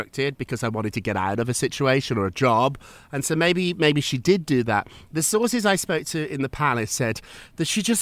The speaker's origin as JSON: {"language": "English", "country": "United Kingdom", "moved": "yes", "lives_now": "New York, United States", "said": "as a Brit"}